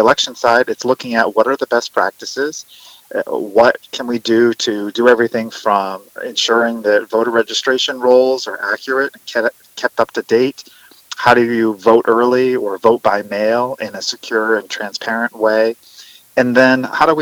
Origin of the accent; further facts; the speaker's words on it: Maine, United States; my home state of Maine